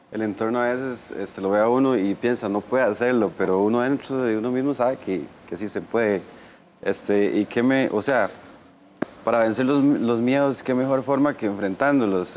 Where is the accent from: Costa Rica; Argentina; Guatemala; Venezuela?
Costa Rica; Golfito, Puntarenas; now in Desamparados, Costa Rica; soy de la zona sur de Golfito, vivo actualmente Desamparado, en San José